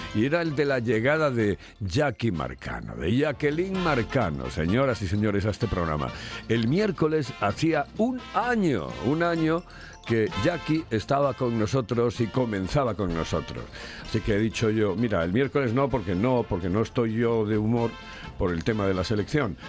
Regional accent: Spain; Soy español, español, español

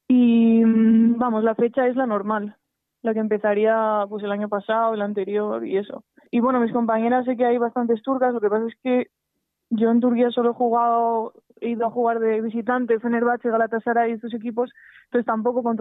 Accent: Spain; Entonces, bueno, eso a mí no me gusta como española, la verdad.

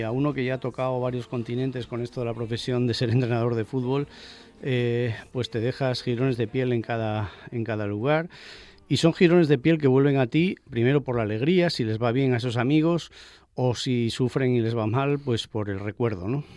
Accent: Spain; also born or lived in Asturias; ahora me toca ponerles voz en mi país

